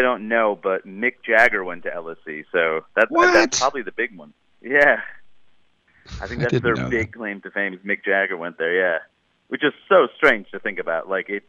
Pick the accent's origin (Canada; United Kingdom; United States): United States; But also I started to realize like, whoa, I'm such an American. Like these jokes do not all work here.